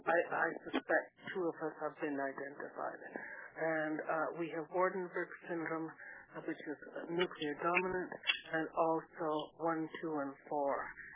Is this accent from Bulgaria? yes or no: no; Canada; now in California, United States; I'm from Canada, presently in California